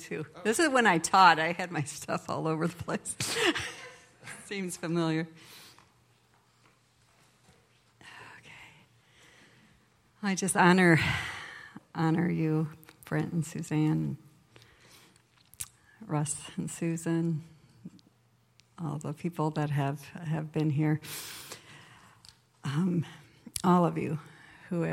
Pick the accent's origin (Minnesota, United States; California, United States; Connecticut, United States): Minnesota, United States; As a girl, I going to Sunday school in a Methodist church down the street from where I grew up in Minnesota.